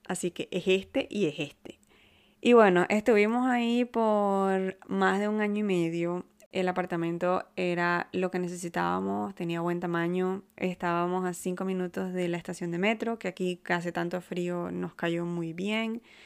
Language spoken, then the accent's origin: Spanish; Maracaibo, Zulia, Venezuela; now in Canada; en Maracaibo, de donde yo vengo